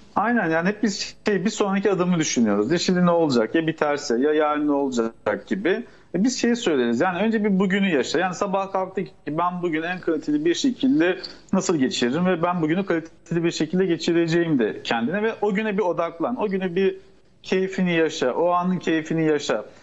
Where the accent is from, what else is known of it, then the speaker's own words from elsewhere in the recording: Turkey; bizim Türk toplumunda